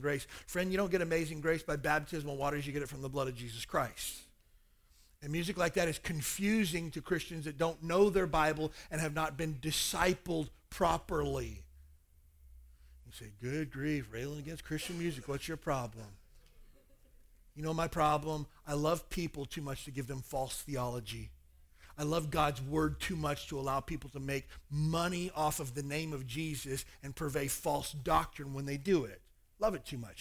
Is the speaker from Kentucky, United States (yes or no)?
yes; Kentucky, United States; moved away; I spent my whole growing up years trying to get away from that place